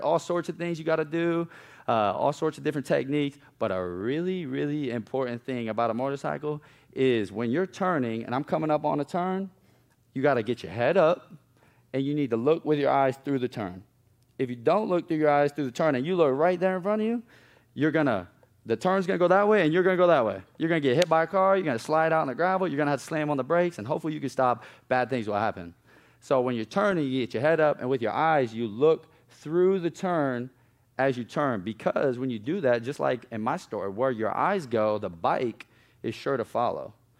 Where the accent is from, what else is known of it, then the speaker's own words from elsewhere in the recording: Omaha, Nebraska, United States; moved away as an adult; now in South Carolina, United States; growing up in East Omaha was not all bad